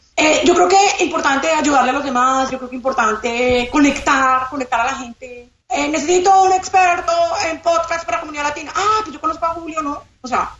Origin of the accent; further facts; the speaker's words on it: Colombia; moved away as an adult; now in Miami, United States; soy colombiana